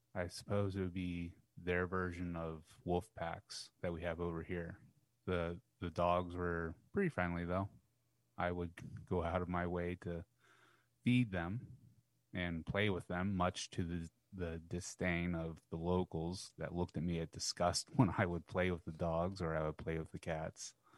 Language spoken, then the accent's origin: English; United States; I'm, I'm from by God America